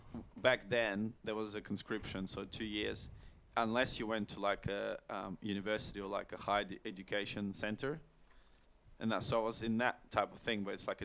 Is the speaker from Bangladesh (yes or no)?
no; Russia; also born or lived in Bulgaria; now in Australia; But I was born in Russia.